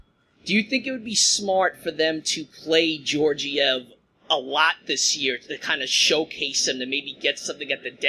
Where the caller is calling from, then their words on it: Levittown, New York, United States; I'm … from Levittown.